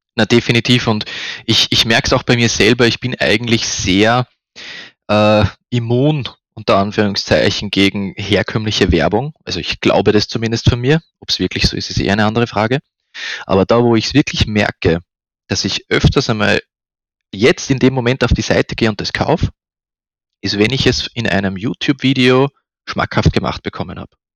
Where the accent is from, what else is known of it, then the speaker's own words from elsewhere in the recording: Upper Austria, Austria; moved away as an adult; now in Vienna, Austria; bin ursprünglich aus Oberösterreich, bin äh, zum Studieren nach Wien gekommen